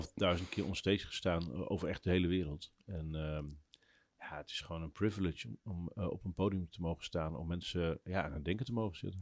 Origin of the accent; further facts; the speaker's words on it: Drenthe, Netherlands; ik ben opgegroeid in Drenthe in de buurt van het grootste hunebed